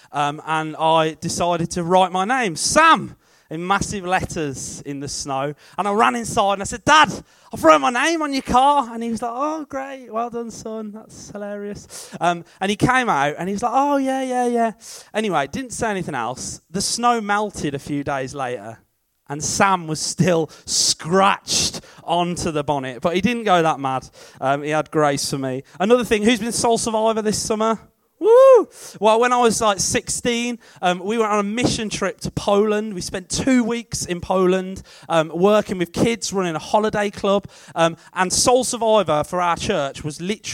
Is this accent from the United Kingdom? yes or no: yes; Sutton Coldfield, West Midlands, United Kingdom; I am from Sutton Coldfield